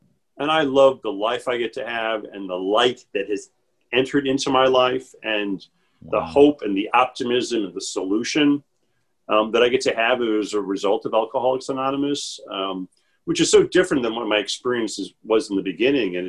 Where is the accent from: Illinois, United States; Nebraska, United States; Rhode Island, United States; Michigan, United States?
Illinois, United States; Chicago; I'm from the Midwest. I was born and raised in Chicago